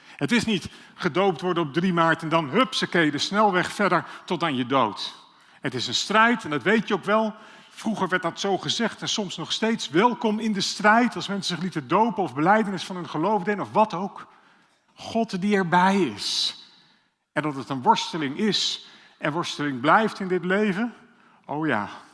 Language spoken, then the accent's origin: Dutch; Amsterdam, North Holland, Netherlands; Dat zeg ik zelfs als Amsterdammer